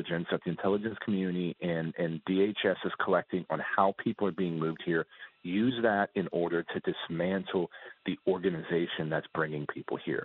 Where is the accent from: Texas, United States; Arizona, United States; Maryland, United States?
Texas, United States; South; I'm from born and raised in South Texas, live in South Texas now